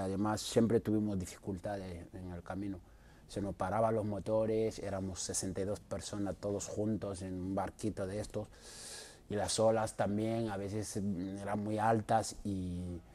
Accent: Mauritania; also born or lived in Ponferrada, Spain; now in Madrid, Spain; Yo soy de Mauritania.

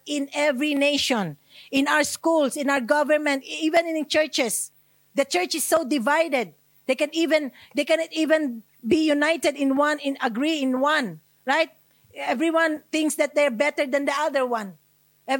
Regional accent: Australia; I'm Australian

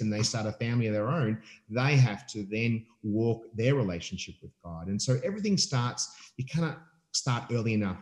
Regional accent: Melbourne, Victoria, Australia; I'm from Melbourne

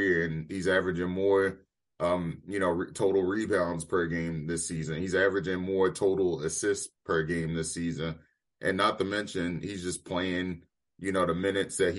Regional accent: Maryland, United States; I'm from Maryland

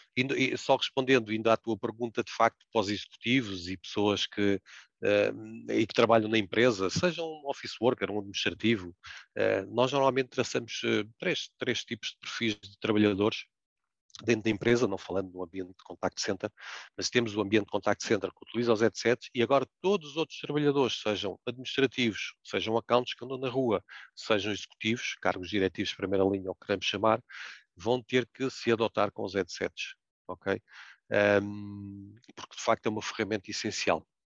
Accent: Portugal; como português que somos

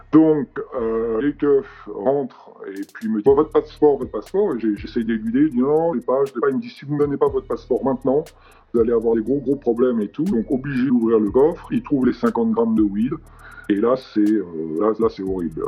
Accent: Paris, Île-de-France, France; also born or lived in United States; je viens de Paris.

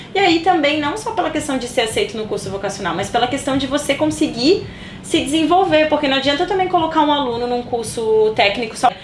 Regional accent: Santa Catarina, Brazil; moved away as an adult; now in Sydney, Australia; eu já né, vim do Brasil, de Santa Catarina

